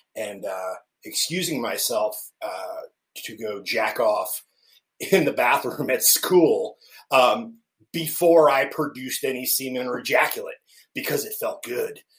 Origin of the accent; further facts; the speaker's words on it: central New Jersey, United States; now in Kansas City, United States; I was born and raised in central New Jersey